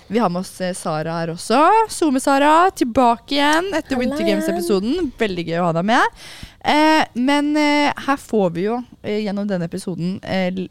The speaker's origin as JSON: {"language": "Norwegian", "region": "Oslo", "country": "Norway", "said": "Jeg er fra Oslo, da."}